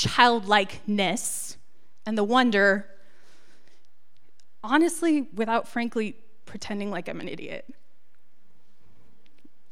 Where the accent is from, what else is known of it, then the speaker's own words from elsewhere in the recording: Encinitas, California, United States; I grew up in Encinitas, which is a little surf town